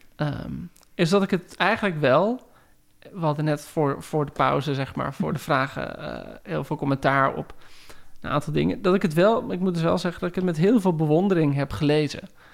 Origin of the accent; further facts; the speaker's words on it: Heerewaarden, Gelderland, Netherlands; ik groeide op in Heerengewaard